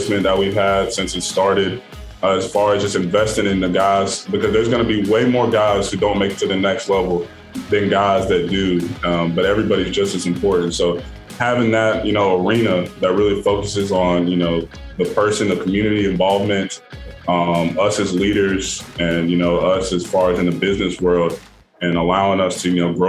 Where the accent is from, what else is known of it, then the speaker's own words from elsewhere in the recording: North Carolina, United States; I'm from North Carolina